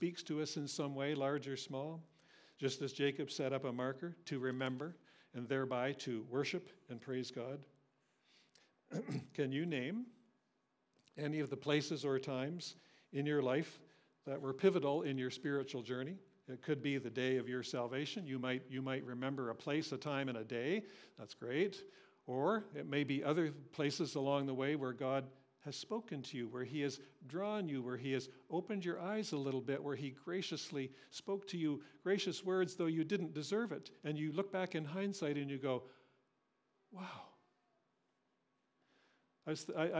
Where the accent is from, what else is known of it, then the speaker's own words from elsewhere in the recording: Cambridge, Ontario, Canada; Cambridge, I was raised in Cambridge